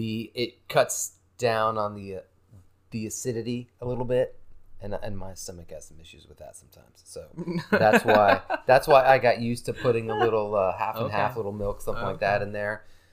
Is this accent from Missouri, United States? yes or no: no; Charlotte, North Carolina, United States; born there; No, not originally. I was born in Charlotte, North Carolina.